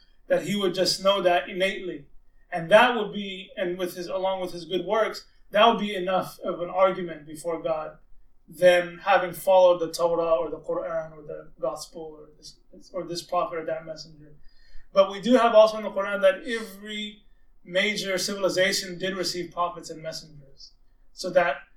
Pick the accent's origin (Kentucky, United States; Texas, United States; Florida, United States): Texas, United States; Austin; born or raised there; also born or lived in Arlington, Virginia